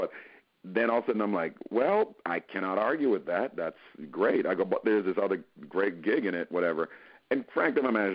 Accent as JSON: {"language": "English", "country": "Jamaica", "said": "I'm from Jamaica first and foremost"}